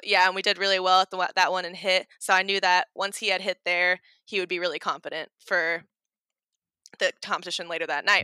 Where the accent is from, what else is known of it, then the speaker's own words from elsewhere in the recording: Oregon, United States; now in Kentucky, United States; I'm from Oregon and I moved to Kentucky